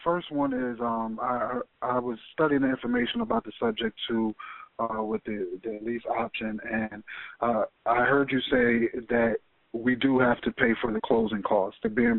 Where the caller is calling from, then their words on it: Orlando, Florida, United States; I'm calling from Orlando, Florida.